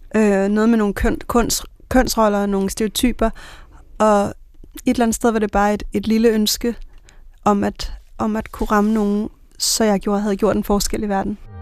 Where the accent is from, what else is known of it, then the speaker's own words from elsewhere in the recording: Bornholm, Capital Region of Denmark, Denmark; moved away; kommet fra Bornholm med klipperne